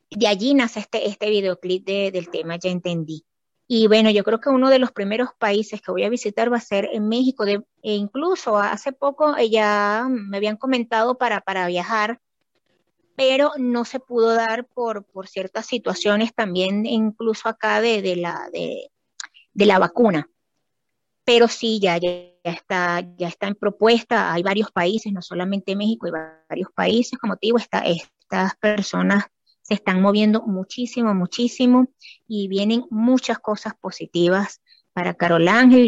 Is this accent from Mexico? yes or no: no; Venezuela; yo soy de Venezuela